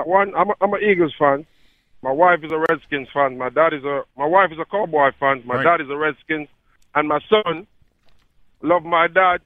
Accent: Jamaica; also born or lived in Bensalem, Pennsylvania; now in Maryland, United States; I just want to say I'm from Jamaica. I've been here since 2009

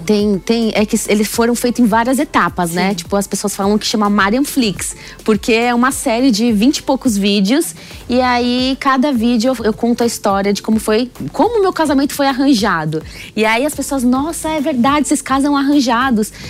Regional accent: São Paulo, Brazil; eu sou de São Paulo

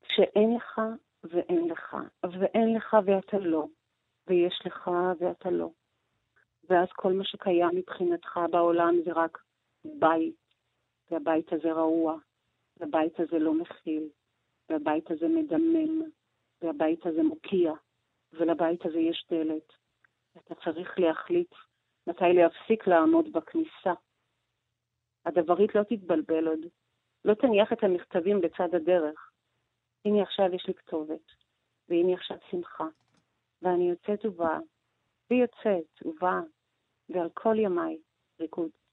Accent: Georgia; now in Israel; אני לא נולדתי בארץ, אני נולדתי בגיאורגיה, כן. ושם היה לי בית פרטי, שגרתי בו, ופתאום אה, אני עוזבת את הבית הזה ולא חוזרת אליו

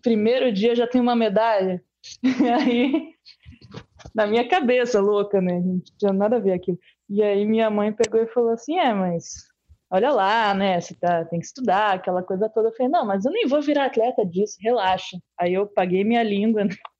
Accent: Bahia, Brazil; also born or lived in Curitiba; Nascido, nascido em Curitiba e me mudei para Bahia com três aninhos de idade. Então, sempre fui baiano

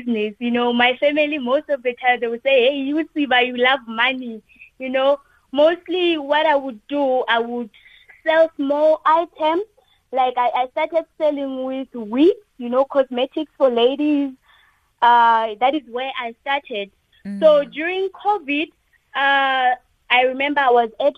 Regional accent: QwaQwa, Free State, South Africa; now in Pretoria, South Africa; Originally, I'm from Free State, Kwakwa, but currently I'm in Pretoria.

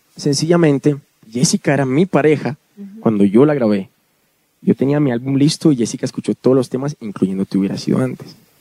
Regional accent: Medellín, Antioquia, Colombia; crecí en Medellín, que además es la capital del reggaetón en Colombia

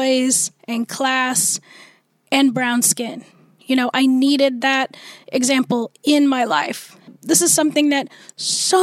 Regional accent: Snohomish, Washington, United States; also born or lived in Calcutta, India; I was adopted into an American family, a Caucasian American family, as an infant. And I grew up in Snohomish, Washington, so a little north of Seattle. But I've lived in Washington my whole life.

